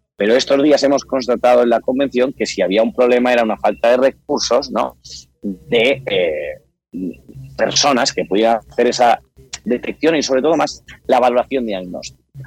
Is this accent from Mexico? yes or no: no; Mallorca, Balearic Islands, Spain; nosotros somos de Mallorca